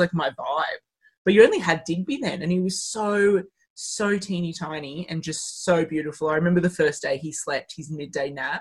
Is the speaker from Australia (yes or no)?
yes; Penrith, New South Wales, Australia; moved away as an adult; now in Orange, Australia; I'm from Penrith